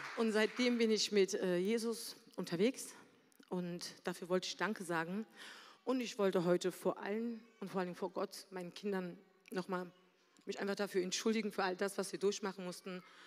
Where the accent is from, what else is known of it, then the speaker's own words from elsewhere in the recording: Berlin, Germany; moved away as an adult; also born or lived in Mannheim; komme gebürtig aus Berlin, da habe ich auch gelebt, mit meiner Mutter und meiner Schwester.